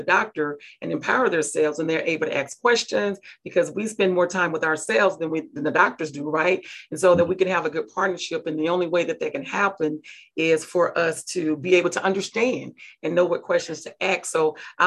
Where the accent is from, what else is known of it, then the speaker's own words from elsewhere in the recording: Mississippi, United States; I'm from Mississippi.